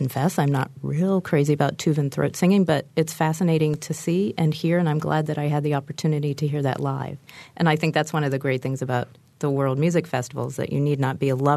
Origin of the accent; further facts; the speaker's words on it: Midwest, United States; I'm a Midwesterner